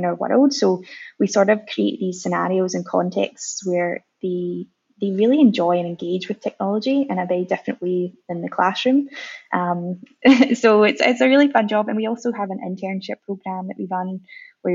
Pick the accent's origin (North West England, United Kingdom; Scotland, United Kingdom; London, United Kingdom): Scotland, United Kingdom; moved away as an adult; now in Melbourne, Australia; I'm originally from Scotland